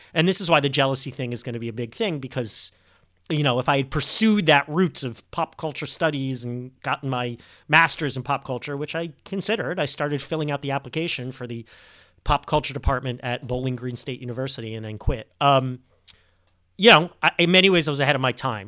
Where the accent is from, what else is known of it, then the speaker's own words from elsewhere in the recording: Montreal, Quebec, Canada; now in United States; I'm a sleeper agent from, from Montreal.